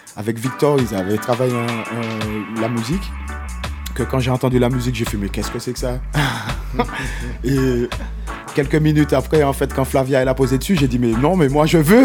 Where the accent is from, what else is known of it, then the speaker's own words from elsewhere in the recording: Martinique; chez moi en Martinique